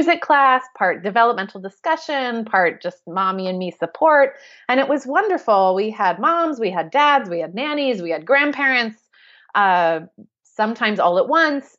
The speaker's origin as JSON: {"language": "English", "country": "United States", "also_born_or_lived": "London", "accent": "American", "moved": "as an adult", "said": "we are obviously American, as you can tell from my accent"}